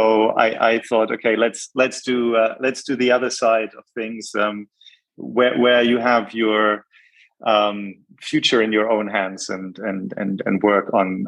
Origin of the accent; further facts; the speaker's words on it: Bonn, North Rhine-Westphalia, Germany; born there; also born or lived in Jakarta, Indonesia / Hamburg / Munich; I was born in Bonn. I lived in Jakarta from the ages of 3 to 7, important years